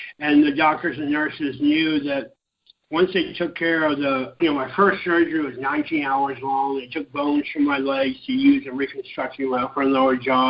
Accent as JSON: {"language": "English", "region": "Virginia", "country": "United States", "said": "I'm from Virginia"}